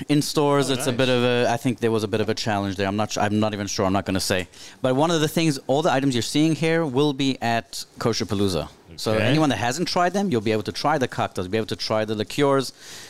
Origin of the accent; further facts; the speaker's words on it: South Africa; moved away; Growing up in South Africa